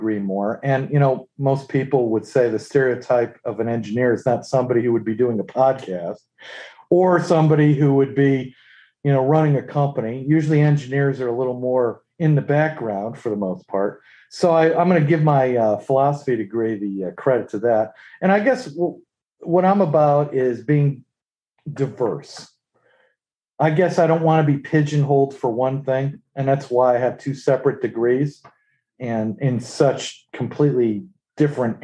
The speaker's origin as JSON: {"language": "English", "region": "New England", "country": "United States", "also_born_or_lived": "Worcester, Massachusetts", "moved": "as an adult", "lives_now": "North Carolina, United States", "said": "I'm originally from New England"}